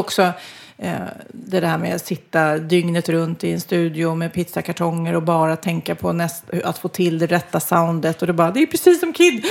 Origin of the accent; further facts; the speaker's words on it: Sweden; vi är ju svenskar